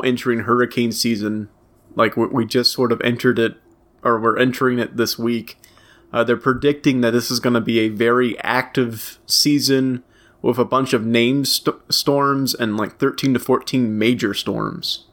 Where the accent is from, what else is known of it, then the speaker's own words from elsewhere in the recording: Louisiana parish, United States; the parish that I hail from declared a state of emergency on my birthday